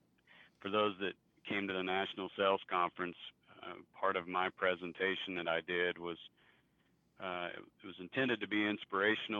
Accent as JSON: {"language": "English", "town": "Pampa", "region": "Texas", "country": "United States", "tie": "born or raised there", "lives_now": "Amarillo, United States", "said": "We grew up together in Pampa"}